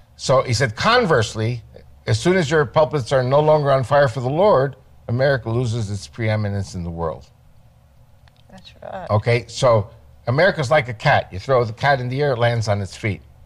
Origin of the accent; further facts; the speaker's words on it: Great Neck, New York, United States; moved away as an adult; now in Israel; the synagogue where I was raised in Great Neck, New York